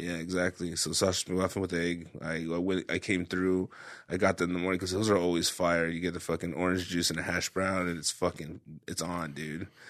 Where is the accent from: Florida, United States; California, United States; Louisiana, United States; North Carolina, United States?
California, United States; Parlier; moved away as an adult; Ray and I grew up in was in Parlier in a small town